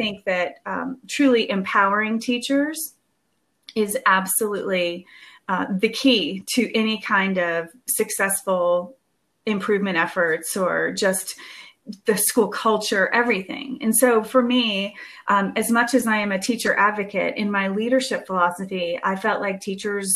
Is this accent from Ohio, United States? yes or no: no; Georgia, United States; my home state of Georgia